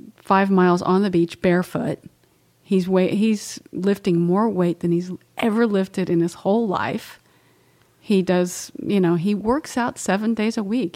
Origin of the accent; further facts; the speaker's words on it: Oklahoma, United States; moved away; I grew up in Oklahoma and was, we raised cows and pigs and had our own milk